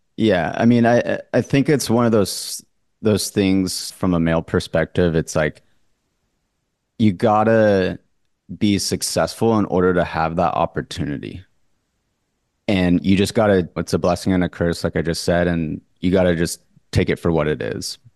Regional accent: Orange County, California, United States; born and raised in Orange County, California, the Newport Beach, Laguna Beach lifestyle.

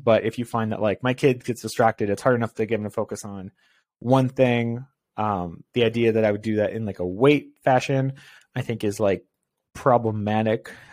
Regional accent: Canada; I'm Canadian and it gets cold here.

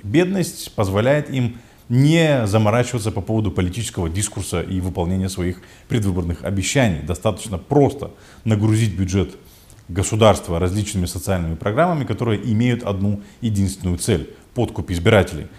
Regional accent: Moldova

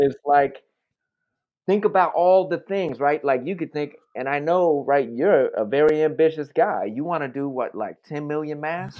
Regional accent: New York, United States; moved away as an adult; also born or lived in South Bronx / Oakland; I'm from New York

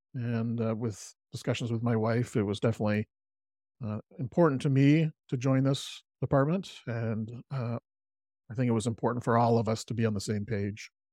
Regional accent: Salt Spring Island, British Columbia, Canada; I grew up on Salt Spring Island, beautiful community, and love living here. Uh, it's a community on the west coast of Canada, uh, in Br-, British Columbia

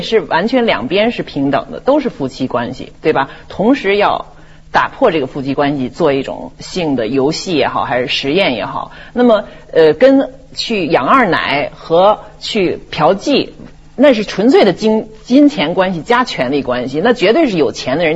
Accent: Beijing, China; accent: Beijing; 因为我是北京人，北京口音的学生

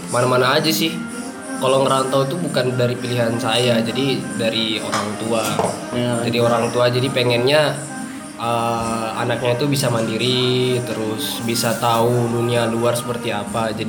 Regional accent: Tegal, Central Java, Indonesia; moved away as an adult; now in Yogyakarta, Indonesia; Saya berasal dari Tegal, Jawa Tengah.

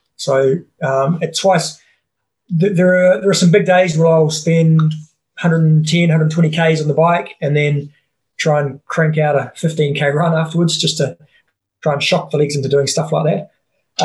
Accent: New Zealand; I'm a Kiwi

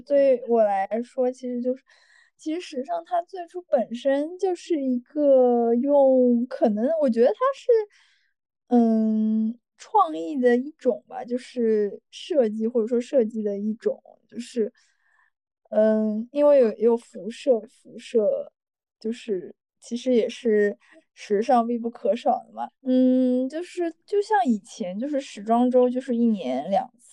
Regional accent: Shanghai, China; also born or lived in London; 我从小是在上海长大的

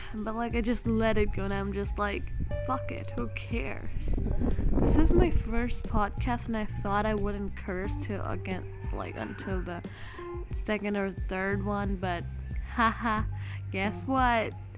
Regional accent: Gujarat, India; accent: Gujarati; Yes, I live in Gujarat. Yes, I'm Gujarati and I'm Indian.

